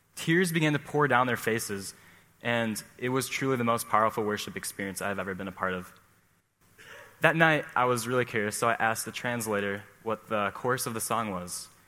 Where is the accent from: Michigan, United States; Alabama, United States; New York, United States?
Michigan, United States; Midland; Growing up in the Midland bubble